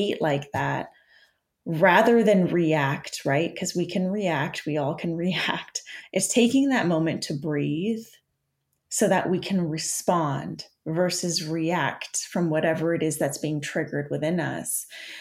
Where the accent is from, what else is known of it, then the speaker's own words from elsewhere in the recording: Canada; I'm Canadian